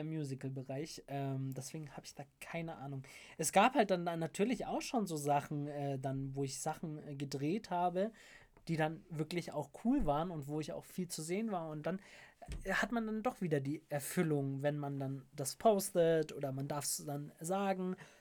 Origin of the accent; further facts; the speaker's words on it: Munich, Bavaria, Germany; Ich komme aus München, High Society